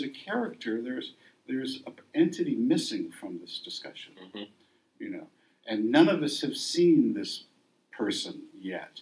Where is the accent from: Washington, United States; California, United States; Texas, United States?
Texas, United States; moved away; I grew up in Texas too around the same people